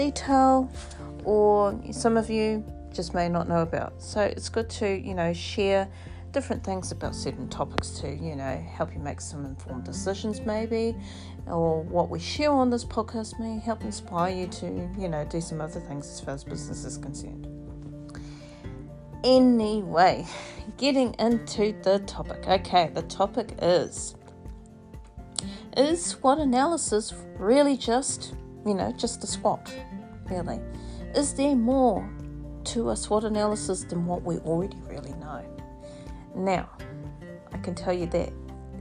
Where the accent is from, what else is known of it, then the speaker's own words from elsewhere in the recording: New Zealand; now in Australia; I am Māori, still Māori, true blue Māori from New Zealand. Yes, I am Indigenous, and of course I live here, and yes, I come from New Zealand, but I live here in Australia